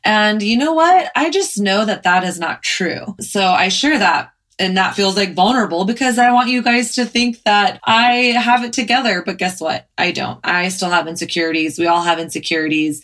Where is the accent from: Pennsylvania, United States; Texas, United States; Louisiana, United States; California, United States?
Texas, United States; moved away as an adult; now in New York, United States; I grew up in Texas